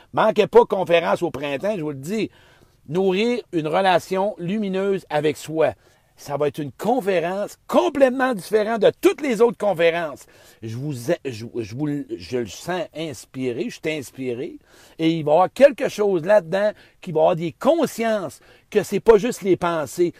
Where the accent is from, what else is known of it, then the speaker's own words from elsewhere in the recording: Beauce, Quebec, Canada; je suis dans boss, hein, dans mon patelin